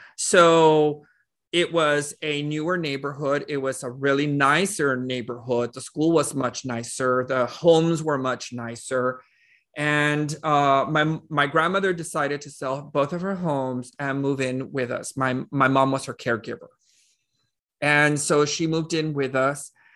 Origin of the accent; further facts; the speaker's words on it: Laredo, Texas, United States; I was born in Laredo, Texas, uh, which is a small town. It's about a hundred and fifty-six miles away from San Antonio. And, um, I was born, raised there